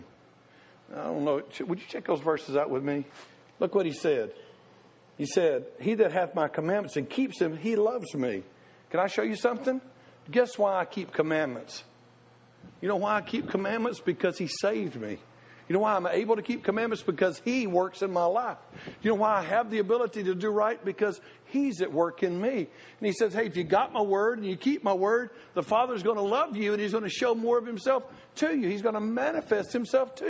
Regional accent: Tennessee, United States; I was the redneck from Tennessee

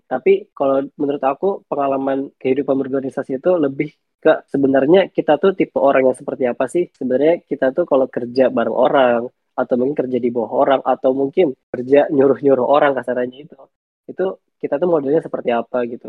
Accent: Bogor, West Java, Indonesia; aku asalnya dari Bogor

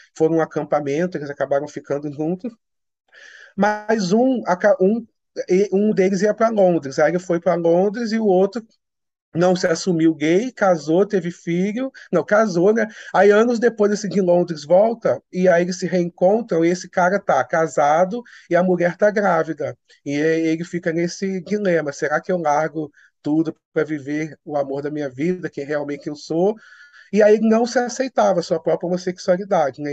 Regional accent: Petrópolis, Rio de Janeiro, Brazil; eu sou do interior de Petrópolis

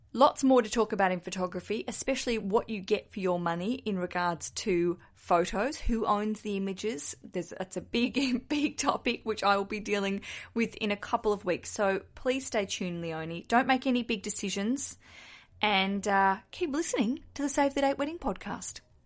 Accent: Australia; accent: Aussie; I'm an Aussie, if you can hear from my accent, down south in Australia

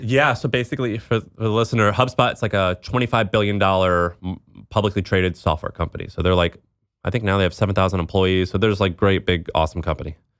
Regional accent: Midwest, United States; growing up in the Midwest

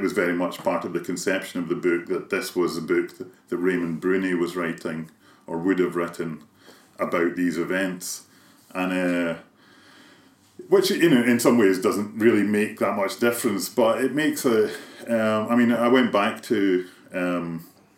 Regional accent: Kilmarnock, Scotland, United Kingdom; Kilmarnock, my hometown

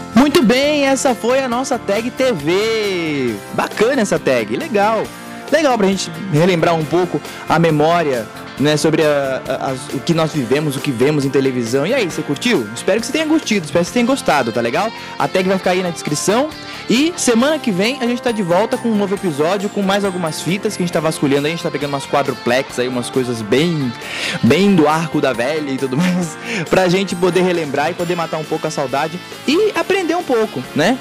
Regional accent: Brazil; a gente é brasileiro

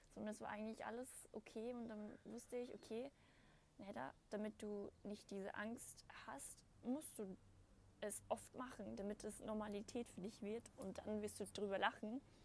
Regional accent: Austria; bei uns in Österreich

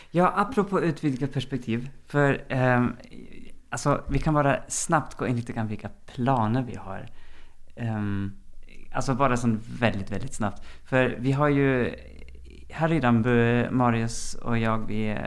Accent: Germany; also born or lived in Sweden; now in Norway; jeg er opprinnelig fra Tyskland. Har lenge bodd i Sverige

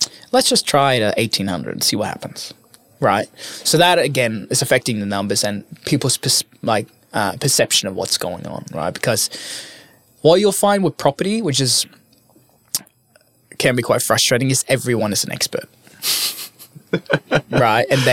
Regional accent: Norway; moved away as an adult; now in Sydney, Australia; I'm from Norway

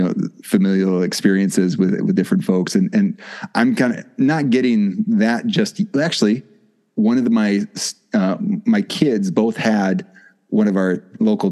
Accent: Wisconsin, United States; moved away as an adult; now in Mississippi, United States; I live in Mississippi now, but yes, I'm from Wisconsin

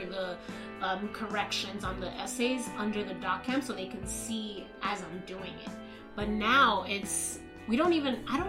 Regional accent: New York City, New York, United States; Born and raised in Washington Heights

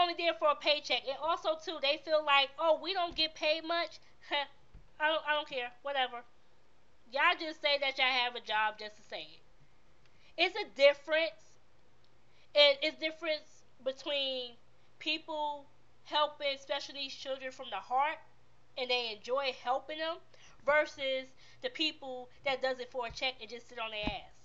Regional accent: New York City, New York, United States; moved away; I am from Brooklyn, New York

